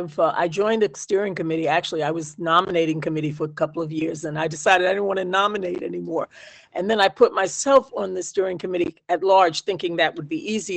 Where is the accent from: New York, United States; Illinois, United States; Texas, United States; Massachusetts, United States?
New York, United States; moved away as an adult; now in Amherst, United States; as a New Yorker coming to Amherst and this area